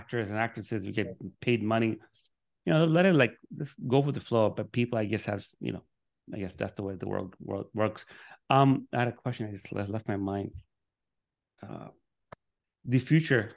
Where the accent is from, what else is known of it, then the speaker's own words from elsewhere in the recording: New York City, New York, United States; also born or lived in Miami, Florida; now in Orlando, United States; I'm from Brooklyn, New York, moved to Miami, met my wife